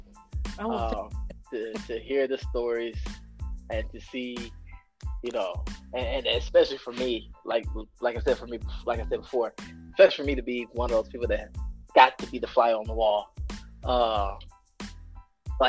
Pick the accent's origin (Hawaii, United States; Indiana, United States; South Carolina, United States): South Carolina, United States; My home state, South Carolina